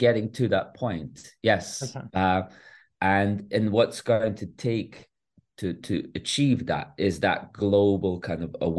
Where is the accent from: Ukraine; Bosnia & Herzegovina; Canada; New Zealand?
Bosnia & Herzegovina; moved away; I'm a refugee from Bosnia. Yeah. So I've lived through 3 years of war.